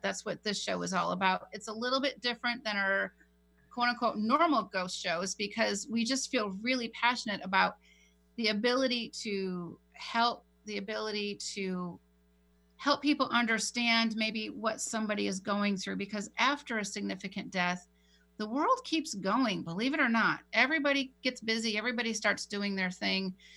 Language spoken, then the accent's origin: English; San Diego, California, United States; my hometown in Rancho Bernardo